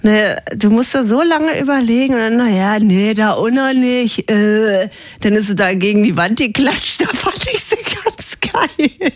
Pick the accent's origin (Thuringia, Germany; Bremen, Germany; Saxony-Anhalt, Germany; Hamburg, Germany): Saxony-Anhalt, Germany; Ich bin aus Sachsen-Anhalt